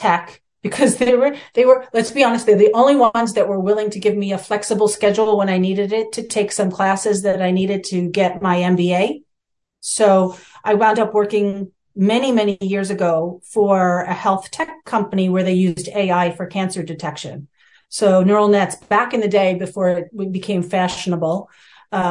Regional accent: New York City, New York, United States; I grew up in New York City in the boroughs, staring at, you know, downtown Manhattan most of my life

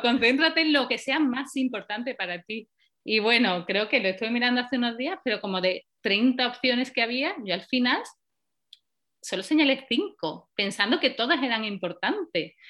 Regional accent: Paradas, Andalusia, Spain; moved away as an adult; also born or lived in Valencia; now in Oslo, Norway; yo soy de Sevilla, de un pueblecito pequeño que se llama Parada y, he vivido allí muchos años

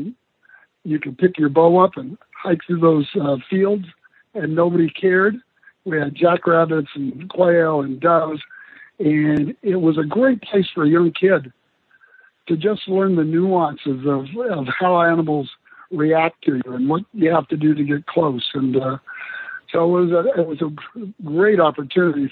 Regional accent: Southern California, United States; I was raised and born in Southern California

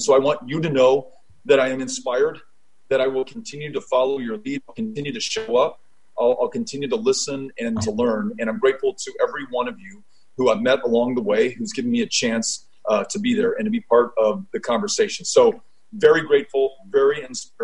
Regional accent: Texas, United States; as a Texan

